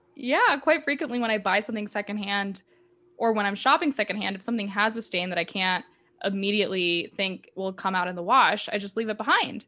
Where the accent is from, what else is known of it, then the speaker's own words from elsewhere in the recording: United States; as an American